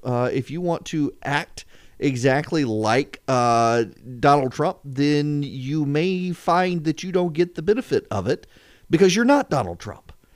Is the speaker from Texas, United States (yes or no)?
no; Louisiana, United States; moved away; what I grew up with in Louisiana